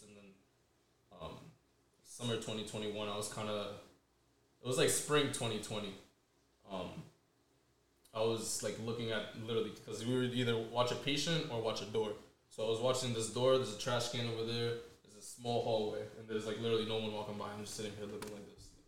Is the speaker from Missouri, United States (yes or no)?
no; Central Falls, Rhode Island, United States; pretty much started off CF, Central Falls. I've pretty much been living there my whole life